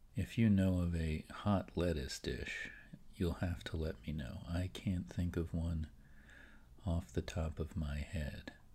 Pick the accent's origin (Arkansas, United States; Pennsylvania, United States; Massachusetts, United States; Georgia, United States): Pennsylvania, United States; Philadelphia; I'm an East Coast guy. And I'm from the Philadelphia area